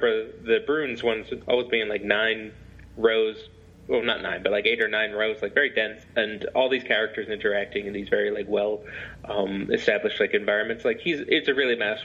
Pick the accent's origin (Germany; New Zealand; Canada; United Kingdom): United Kingdom; England; also born or lived in Scotland; now in United States; I was born in Scotland, but I grew up in England